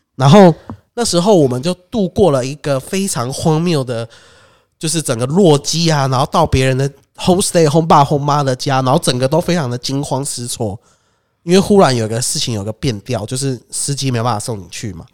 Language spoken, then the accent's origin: Chinese; Taiwan; 我们台湾人